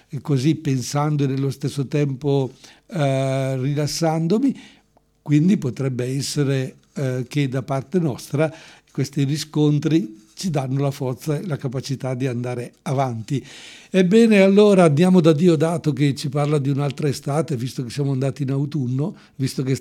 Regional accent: Quinzano d'Oglio, Lombardy, Italy

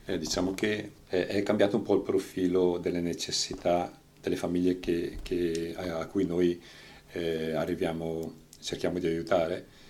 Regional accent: Franciacorta, Lombardy, Italy; moved away as an adult; sono di Palermo Franciacorta lo stesso paese di Lieta

